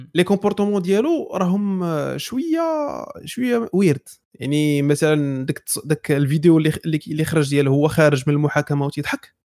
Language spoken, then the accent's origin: Arabic; Morocco; حنا مغاربه